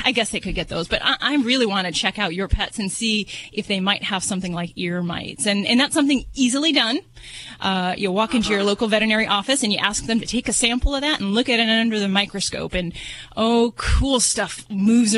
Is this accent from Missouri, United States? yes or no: no; Las Vegas, Nevada, United States; I'm from Vegas